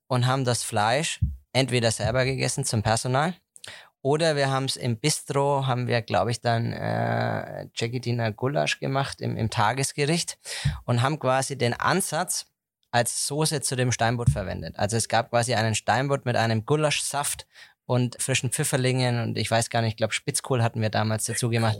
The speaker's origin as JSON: {"language": "German", "town": "Heroldsberg", "region": "Bavaria", "country": "Germany", "tie": "born or raised there", "said": "ich komme gebürtig aus Heroldsberg, also mein Elternhaus ist in Heroldsberg"}